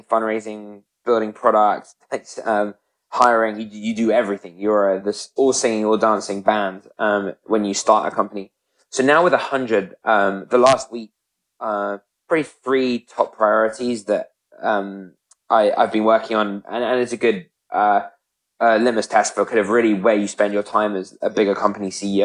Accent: United Kingdom; moved away as an adult; now in United States; I'm British, as you can probably tell from my accent.

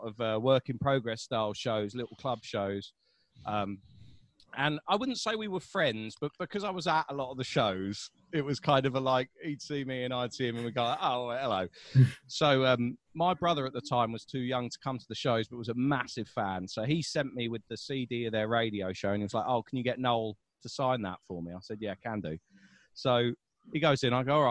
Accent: London, United Kingdom; I'm from South London and my accent is different to someone from North London

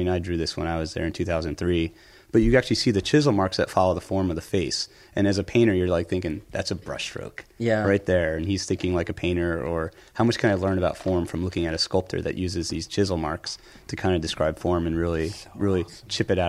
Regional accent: Pennsylvania, United States; I grew up outside Philly, so I would go to the Philadelphia Museum of Art

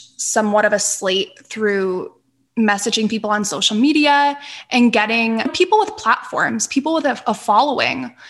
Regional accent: Northeastern Pennsylvania, United States; moved away; I grew up in Northeastern Pennsylvania

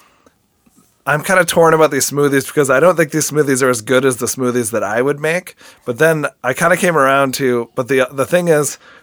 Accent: DeForest, Wisconsin, United States; DeForest, Wisconsin, which is the small town that I grew up

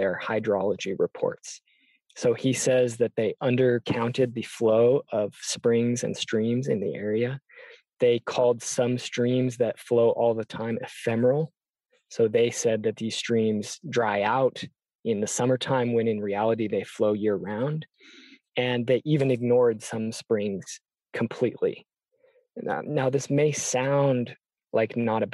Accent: near Seattle, Washington, United States; I grew up in Washington State, near Seattle, Duwamish territory

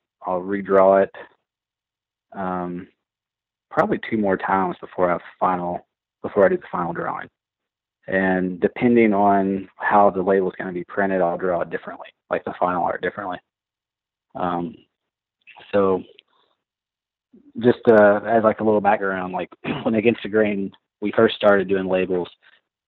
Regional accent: Southern Indiana, United States; now in Louisville, United States; I was born in Indiana, okay. Southern Indiana, just about 40 minutes north of Louisville

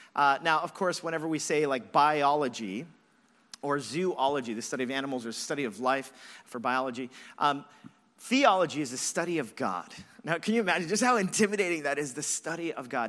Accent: Los Angeles, California, United States; moved away as an adult; I grew up in Los Angeles, moved here when I was twenty-one years old

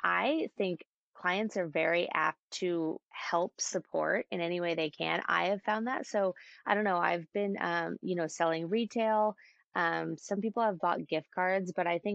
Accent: Bay Area, Northern California, United States; now in San Diego, United States; I grew up in the Bay Area, so Northern California

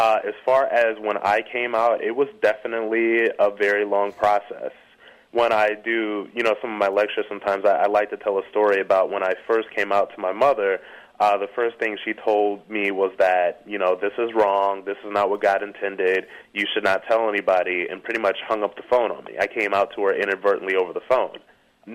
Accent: Ohio, United States; moved away; I come from a small town in Ohio

